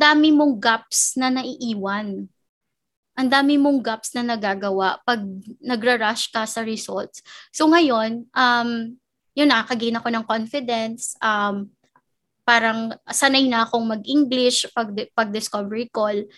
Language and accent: Tagalog; Bacolod, Negros Island Region, Philippines; moved away as an adult; now in Manila, Philippines; first job ko dito sa Manila, because I'm from Bacolod, originally from Bacolod.